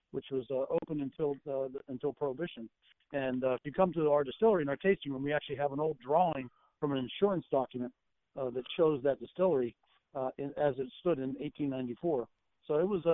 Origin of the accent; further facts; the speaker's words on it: western Pennsylvania, United States; Well, I grew up in a tavern out in western Pennsylvania.